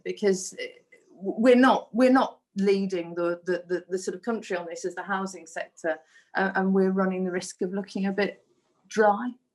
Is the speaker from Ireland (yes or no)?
no; Black Country, West Midlands, United Kingdom; accent: Black Country; moved away; my Black Country accent